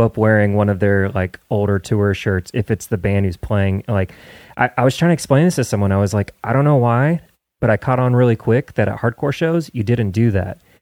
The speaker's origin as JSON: {"language": "English", "region": "Midwest", "country": "United States", "tie": "born or raised there", "moved": "as an adult", "lives_now": "Nashville, United States", "said": "I grew up in the Midwest"}